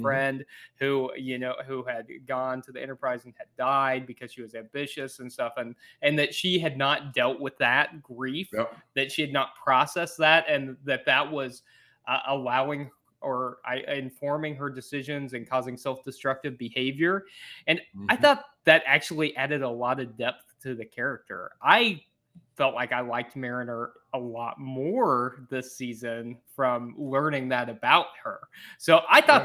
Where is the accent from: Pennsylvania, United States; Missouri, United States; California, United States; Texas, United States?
Missouri, United States; I'm from Missouri